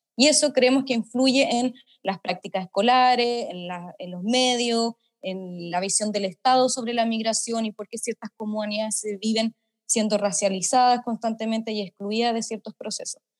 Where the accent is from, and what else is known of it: Chile; moved away as an adult; also born or lived in London, United Kingdom; now in United Kingdom